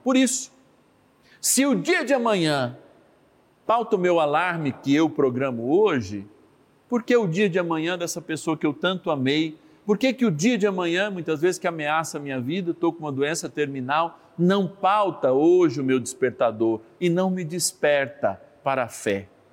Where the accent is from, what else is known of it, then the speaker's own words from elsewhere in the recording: São Paulo, Brazil; eu, como paulistano, nasci em São Paulo